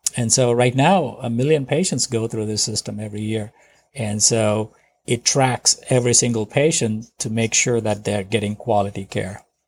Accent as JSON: {"language": "English", "country": "India", "tie": "born or raised there", "moved": "as an adult", "lives_now": "United States", "said": "I grew up in India"}